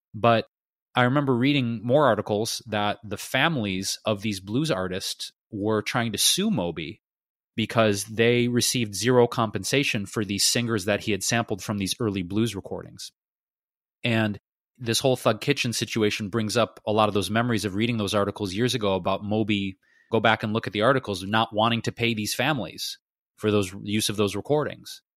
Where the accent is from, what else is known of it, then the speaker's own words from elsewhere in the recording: Detroit, Michigan, United States; my hometown, Detroit